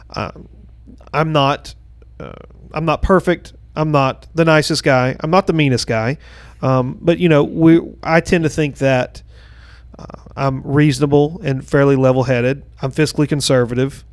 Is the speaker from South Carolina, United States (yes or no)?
yes; Gaffney, South Carolina, United States; now in Blythewood, United States; I grew up in Gaffney